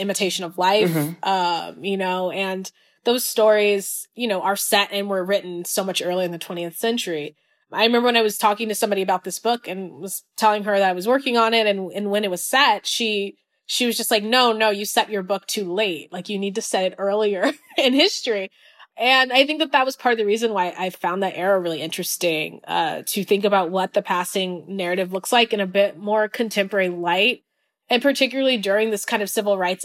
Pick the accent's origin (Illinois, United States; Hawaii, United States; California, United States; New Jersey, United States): California, United States; I grew up in California